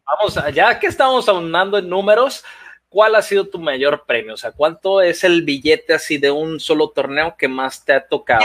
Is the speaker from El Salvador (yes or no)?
no; Mexico; De México.